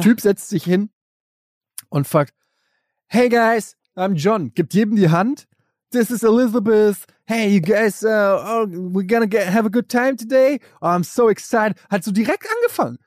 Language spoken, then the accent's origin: German; Germany; ich als Deutscher